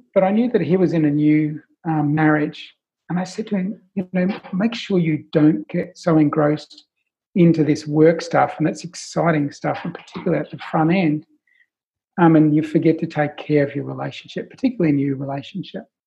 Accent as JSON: {"language": "English", "country": "Australia", "accent": "Australian", "said": "my Australian accent"}